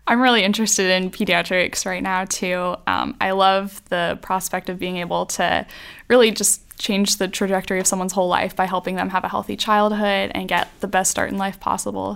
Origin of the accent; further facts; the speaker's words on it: Greer, South Carolina, United States; also born or lived in Columbia, South Carolina; I grew up mostly in Greer, South Carolina